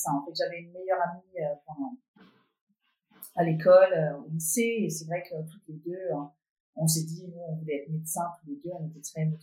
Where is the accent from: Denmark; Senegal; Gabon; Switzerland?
Denmark; Copenhagen, Capital Region of Denmark; French is a second language; moved away as an adult; also born or lived in Belgium; now in Paris, France; j'ai vécu euh, bon, la plupart de mon enfance et jeunesse à Copenhague, mais j'ai vécu aussi 4 ans en Belgique. C'est là où j'ai appris à parler les langues étrangères. Je parle trois, trois langues vraiment, euh, anglais aussi, danois.